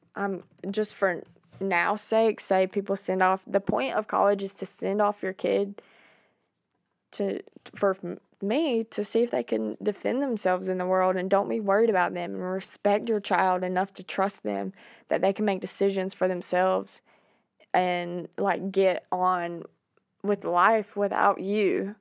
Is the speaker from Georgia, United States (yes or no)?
yes; Georgia, United States; my hometown, small town in Georgia